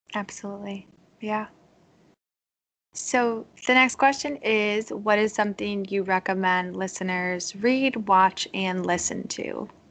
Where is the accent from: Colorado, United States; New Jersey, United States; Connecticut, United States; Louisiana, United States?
Connecticut, United States; now in Virginia, United States; I'm from Connecticut, and I live in uh, Virginia